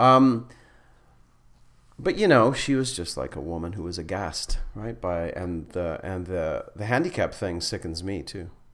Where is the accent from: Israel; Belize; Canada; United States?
Canada; Flin Flon, Manitoba; moved away; also born or lived in Winnipeg; I'm from Flin Flon